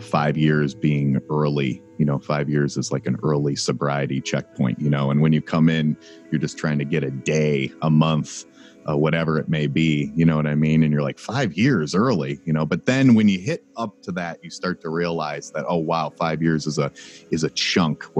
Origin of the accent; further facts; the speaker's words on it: Cleveland, Ohio, United States; I grew up in Cleveland.